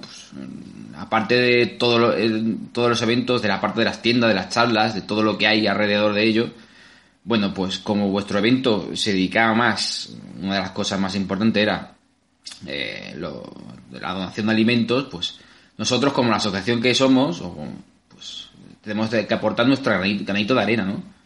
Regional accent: Albacete, Castilla-La Mancha, Spain; somos gente de Albacete y nos gusta el buen comer

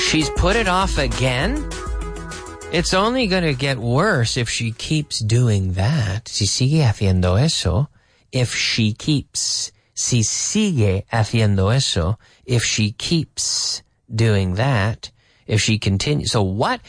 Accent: Canada; I'm Canadian

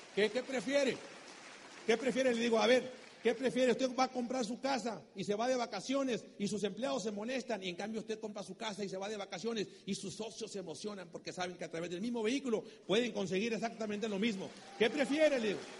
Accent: Mexico; soy mexicano

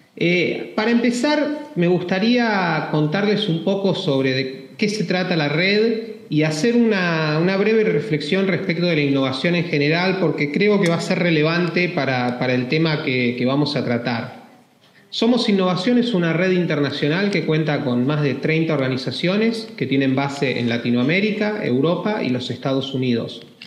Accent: Argentina; Argentina, mi país natal

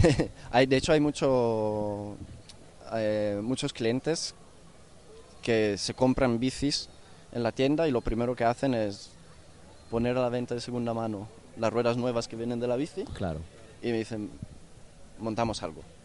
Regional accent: northern Italy, Italy; moved away as an adult; now in Barcelona, Spain; yo vengo del norte de Italia

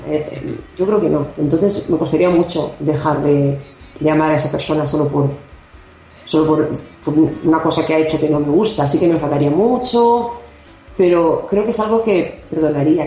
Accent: Barcelona, Catalonia, Spain; soy catalana, porque nací en Barcelona

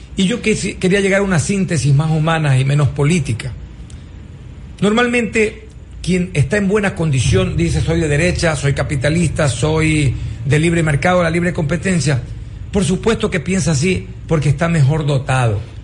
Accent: Ecuador; esperamos de todas maneras todos los ecuatorianos

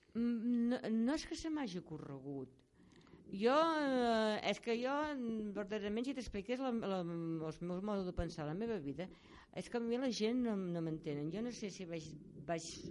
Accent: Catalonia, Spain; Jo sóc de la seva, sóc catalana

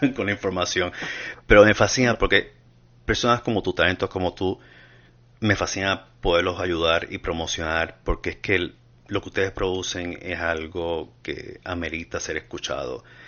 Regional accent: Puerto Rico; now in United States; yo debía haber nacido en Latinoamérica, pero por causas extranjeras me mandaron a hacer en Puerto Rico

